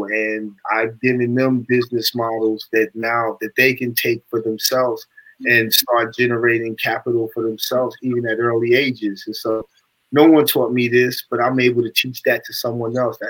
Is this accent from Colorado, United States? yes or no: no; Amityville, New York, United States; I'm from Amityville, Long Island.